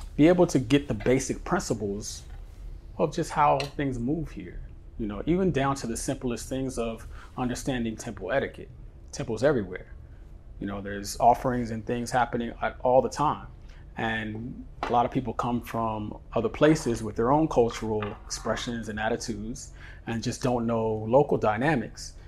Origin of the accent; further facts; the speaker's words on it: San Francisco, California, United States; now in Bali, Indonesia; I grew up in San Francisco.